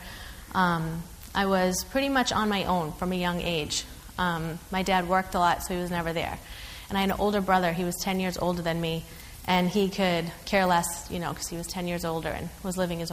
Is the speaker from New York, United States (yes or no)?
no; North Shore, Massachusetts, United States; also born or lived in Cambridge, Massachusetts; I'm from the North Shore area. Okay, Revere, Saugus, Peabody